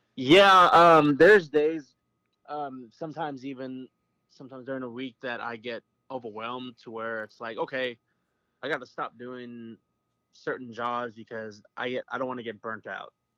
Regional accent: Aberdeen, South Dakota, United States; now in Anadarko, United States; I am originally from Aberdeen, South Dakota, which is the hometown of Josh Heupel

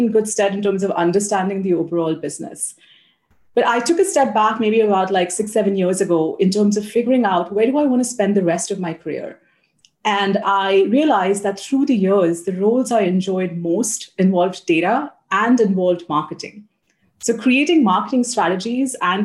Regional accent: South India, India; moved away as an adult; also born or lived in United States / Australia / Brazil; now in Singapore; I grew up in Southern India

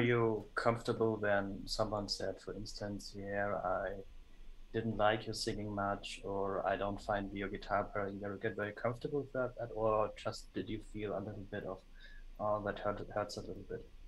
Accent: Germany; I'm from Germany

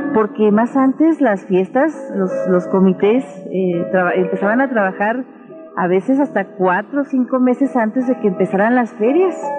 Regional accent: Mexico; also born or lived in Madera; nosotros, como pueblo mexicano

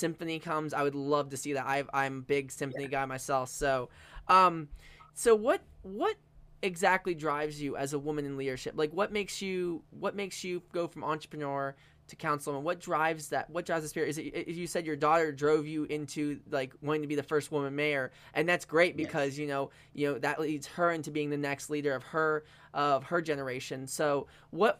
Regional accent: Smithsburg, Maryland, United States; moved away as an adult; now in Waynesboro, United States; I actually grew up in Smithsburg

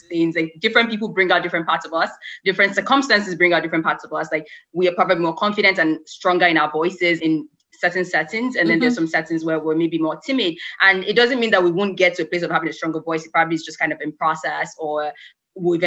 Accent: Nigeria; as a Nigerian person

